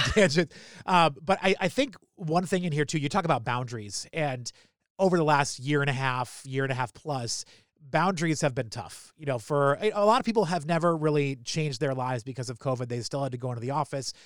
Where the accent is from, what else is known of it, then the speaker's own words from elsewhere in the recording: New Hampshire, United States; now in Baltimore, United States; I'm from New Hampshire